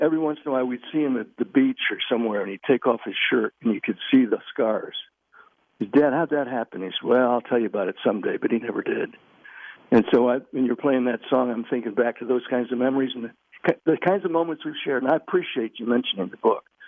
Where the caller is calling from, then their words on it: Virginia, United States; I'm calling you from Virginia